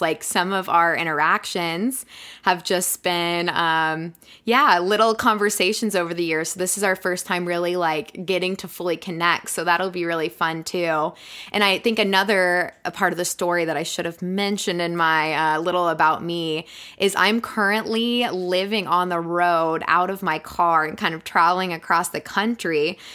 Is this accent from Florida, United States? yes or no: yes; Florida, United States; moved away as an adult; also born or lived in West Virginia; now in Colorado, United States; I'm originally from Florida